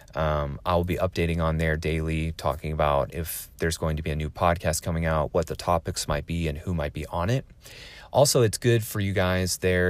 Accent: Oregon, United States; also born or lived in West Coast; originally, I'm from Oregon. Um, I lived on the West Coast for the majority of my life

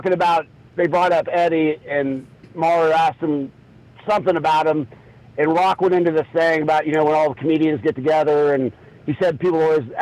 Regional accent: Tarkio, Missouri, United States; my hometown of Tarkio

